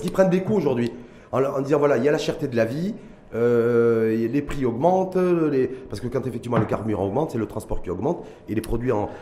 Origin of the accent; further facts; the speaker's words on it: Morocco; chez nous, au Maroc